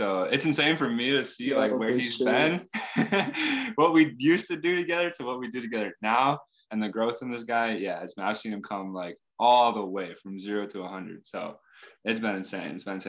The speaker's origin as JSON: {"language": "English", "region": "Wisconsin", "country": "United States", "moved": "as an adult", "said": "So I'm from Wisconsin, right? I'm from Illinois, Wisconsin. And I decided to go to school at Chicago."}